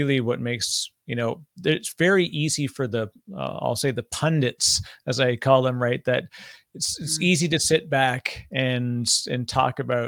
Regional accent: Canada; now in New Jersey, United States; I'm Canadian. My funny accent gives me away sometimes, but I live in New Jersey

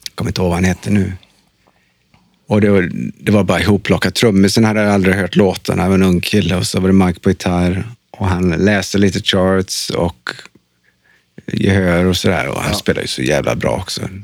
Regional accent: Trollhättan, Västra Götaland, Sweden; moved away; jag är från Trollhättan

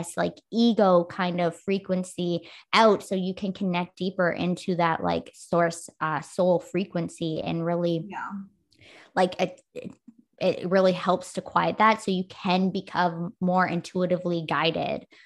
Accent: Canada; I'm Canadian

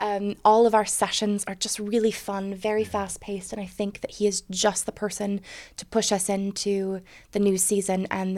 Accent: United States; moved away as an adult; also born or lived in Edinburgh; now in Scotland; If you can't tell by the bad accent, I am actually American.

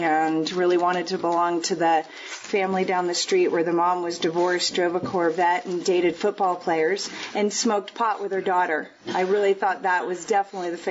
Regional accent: Connecticut, United States; now in Park City, United States; I grew up in Connecticut, just outside New York City, about 45 minutes outside in Manhattan

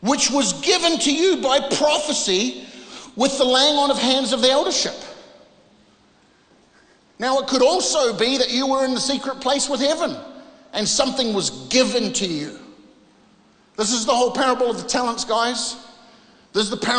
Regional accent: New Zealand; moved away; I came from this part of the world. I came from New Zealand.

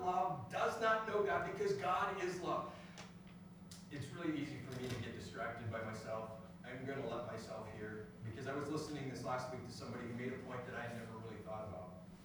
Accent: United States; I'm born an American

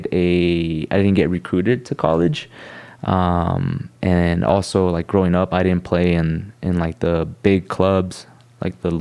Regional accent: Costa Mesa, California, United States; I grew up in Costa Mesa

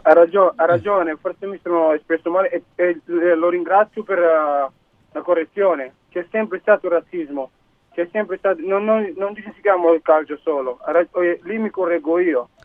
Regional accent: Cuneo, Piedmont, Italy; Mia moglie è di Cuneo, mia figlia è nata a Cuneo, noi siamo di Cuneo

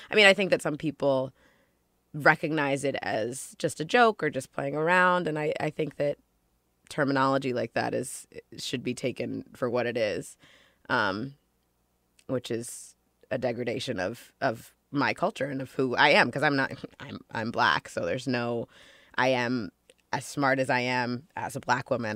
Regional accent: Ossining, New York, United States; also born or lived in Los Angeles, California; I grew up for the most part in Ossining, New York. I was born in Los Angeles, but we moved and I grew up in Ossining.

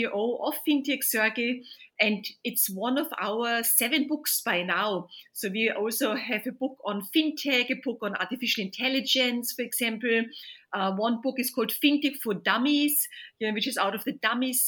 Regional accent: Vienna, Austria; moved away as an adult; now in London, United Kingdom; Originally, I'm from Vienna, from Austria. Moved to London more than 25 years ago.

